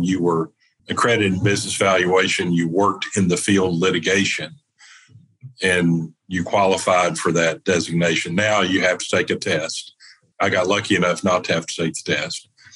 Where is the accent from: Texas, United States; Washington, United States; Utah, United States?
Texas, United States; East; a CPA from East Texas